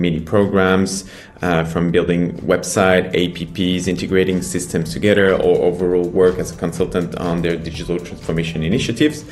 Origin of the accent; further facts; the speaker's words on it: France; moved away as an adult; now in China; I'm from France. I've been in China and started this uh, adventure nine years ago.